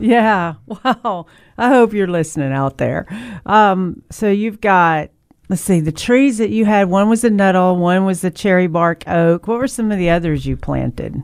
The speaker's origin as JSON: {"language": "English", "town": "Memphis", "region": "Tennessee", "country": "United States", "tie": "born or raised there", "also_born_or_lived": "Killeen, Texas", "moved": "yes", "said": "I'm from Memphis, and we were raised out in Shelby Forest"}